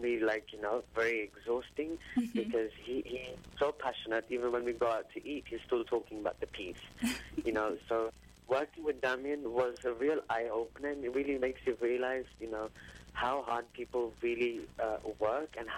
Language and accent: English; England, United Kingdom; my upbringing here in the West, in England